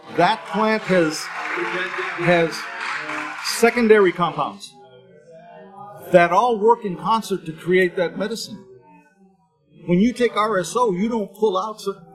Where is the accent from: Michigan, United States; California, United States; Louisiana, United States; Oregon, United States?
California, United States; Berkeley; I grew up in Berkeley